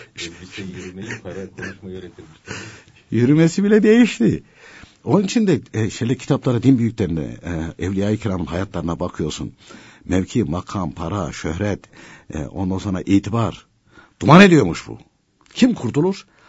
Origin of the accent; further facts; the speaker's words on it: a mountain village of Konya, Turkey; Konya'nın bir dağ köyünde doğdum